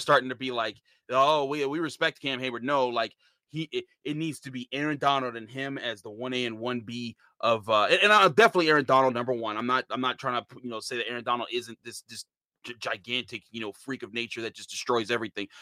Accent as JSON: {"language": "English", "town": "Pittsburgh", "region": "Pennsylvania", "country": "United States", "tie": "born or raised there", "said": "we played little league baseball together at Frick Park"}